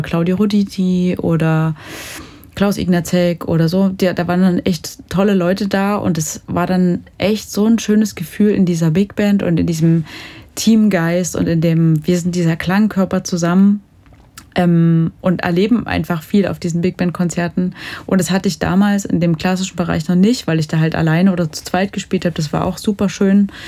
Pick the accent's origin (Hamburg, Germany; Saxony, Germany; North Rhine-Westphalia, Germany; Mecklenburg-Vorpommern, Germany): Saxony, Germany; Jonsdorf; also born or lived in Dresden / Lucerne; now in Leipzig, Germany; Ich komme ursprünglich aus der Oberlausitz, so aus dem Dreiländereck Polen, Tschechien, Deutschland, wirklich sehr weit im Osten, mhm. aus einem kleinen Dorf, Jonsdorf. Und ja, da bin ich ein paar Jahre aufgewachsen, aber auch ein paar Jahre in Dresden.